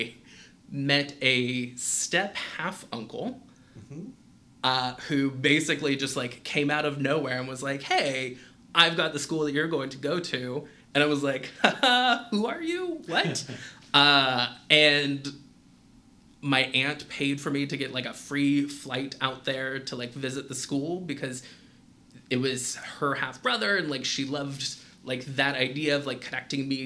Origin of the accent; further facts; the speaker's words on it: Modesto, California, United States; I grew up in Modesto